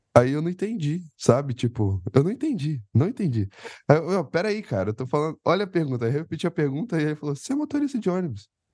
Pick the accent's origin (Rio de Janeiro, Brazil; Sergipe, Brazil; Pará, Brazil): Rio de Janeiro, Brazil; Penedo; moved away as an adult; now in São Paulo, Brazil; eu sou do interior do Rio, e não sei se o povo sabe, eu sou de uma colônia finlandesa no interior do Rio chamada Penedo